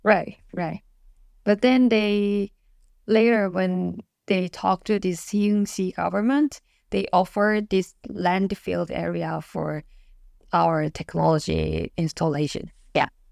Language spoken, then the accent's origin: English; South Korea; first language Korean; English is a second language; Korean is my mother tongue languages and English